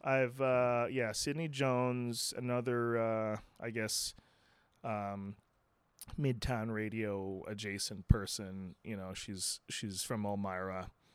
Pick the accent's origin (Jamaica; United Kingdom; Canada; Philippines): Philippines; moved away as an adult; also born or lived in Santa Clarita, California / Los Angeles; now in United States; I was born in the Philippines, and then I, uh, I, I was, uh, going back and forth for a little bit in my teenage years